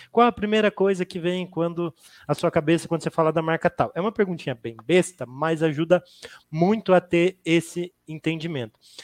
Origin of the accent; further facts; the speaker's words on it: Curitiba, Paraná, Brazil; Hoje eu estou na Trinx, sou aqui de Curitiba